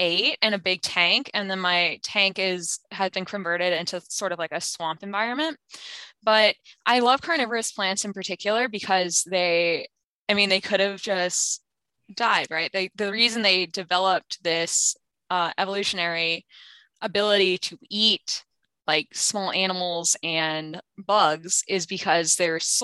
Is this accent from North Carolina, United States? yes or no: yes; North Carolina, United States; also born or lived in Finland; I was born in Finland, but I was raised in North Carolina. I've been in North Carolina my whole life